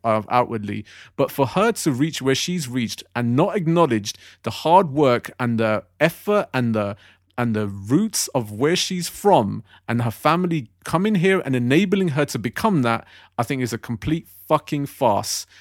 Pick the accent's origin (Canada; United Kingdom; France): United Kingdom; I was born here, raised here, I pay my taxes here, I work here, I live here